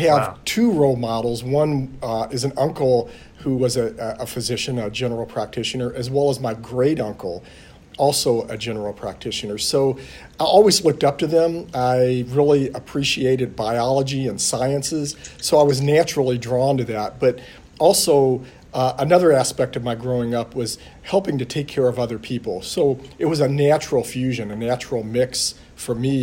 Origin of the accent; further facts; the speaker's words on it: Louisville, Kentucky, United States; now in Alexandria, United States; I grew up in Louisville, Kentucky.